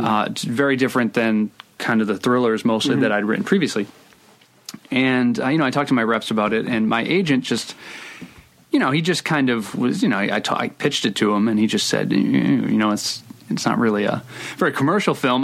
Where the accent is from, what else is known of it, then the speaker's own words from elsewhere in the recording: Providence, Rhode Island, United States; I grew up in Providence. I still live in Providence.